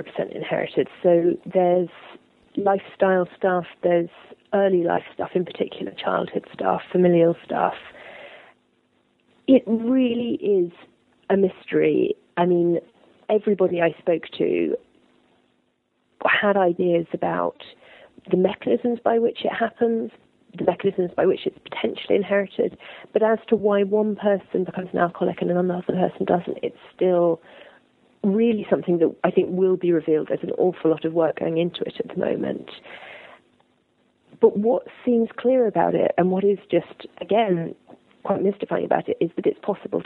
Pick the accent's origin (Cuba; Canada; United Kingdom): United Kingdom; I'm a British journalist